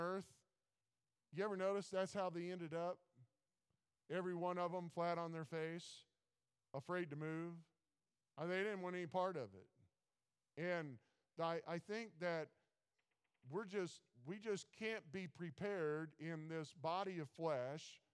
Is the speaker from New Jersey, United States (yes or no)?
no; Missouri, United States; I'm from Missouri, show me state